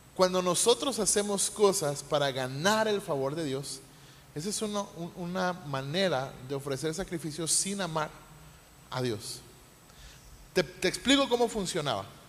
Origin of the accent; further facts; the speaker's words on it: Mexico; como mexicanos